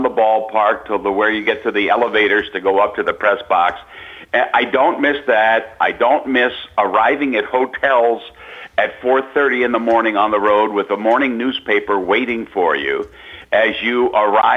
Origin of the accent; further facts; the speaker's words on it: Baltimore, Maryland, United States; when I was growing up in East Baltimore